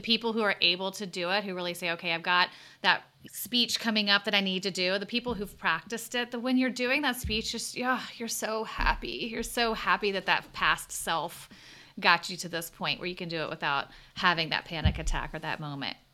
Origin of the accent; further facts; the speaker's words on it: the South, United States; accent: Southern; moved away as an adult; I grew up in the South in a place where I felt like, oh, I'm a, you know, I'm a well-educated person with not really a strong accent.